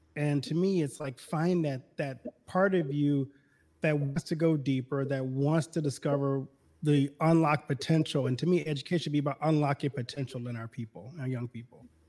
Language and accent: English; Baton Rouge, Louisiana, United States; moved away as an adult; also born or lived in Detroit / Milwaukee / Chicago; now in Iowa, United States; I'm originally from Louisiana. I grew up in Baton Rouge, Louisiana